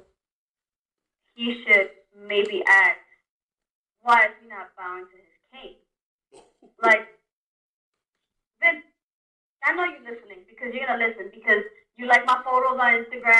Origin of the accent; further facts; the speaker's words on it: New York City, New York, United States; born and raised in the Bronx